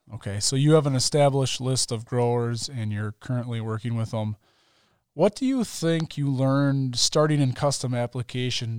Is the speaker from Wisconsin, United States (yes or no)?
yes; Mount Calvary, Wisconsin, United States; I grew up in Mount Calvary, Wisconsin, pretty small city